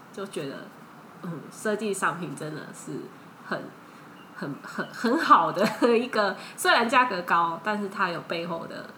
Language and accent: Chinese; Thailand; Chinese is a second language; moved away as an adult; now in Taiwan; 在泰国长大，所以我的泰国，在泰国的经验比在台湾的比较丰富，然后泰文讲得比中文好一点